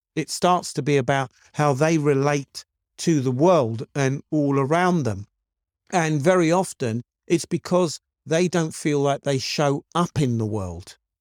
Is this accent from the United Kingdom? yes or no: yes; United Kingdom; I'm black British